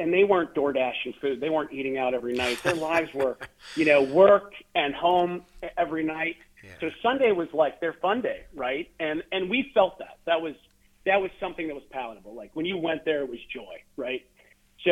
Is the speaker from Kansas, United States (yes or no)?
no; Johnstown, Pennsylvania, United States; also born or lived in Sicily; now in Pittsburgh, United States; I grew up in Johnstown, Pennsylvania, you know, not far from our great city of Pittsburgh here